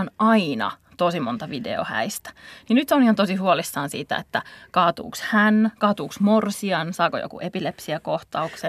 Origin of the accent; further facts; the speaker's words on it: Tampere, Pirkanmaa, Finland; Tampereelta, josta, jossa mäkin satun olen sieltä kotoisin.